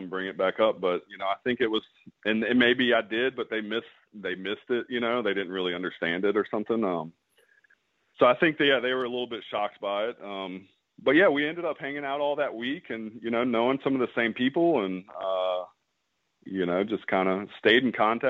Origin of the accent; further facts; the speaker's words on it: Mississippi, United States; I'm from Mississippi also